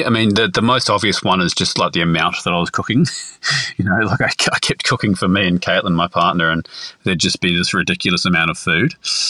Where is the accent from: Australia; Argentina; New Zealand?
New Zealand; Wellington; born there; Yes, so I was born in Wellington, and all my family on my mother's side were poultry farmers in New Zealand.